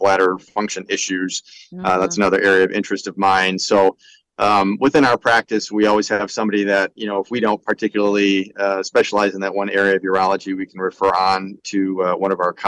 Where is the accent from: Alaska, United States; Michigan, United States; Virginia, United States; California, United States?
Michigan, United States; Grandville; also born or lived in Detroit, Michigan; I'm a native of Grand Rapids, Granville to be exact. So that's where I was raised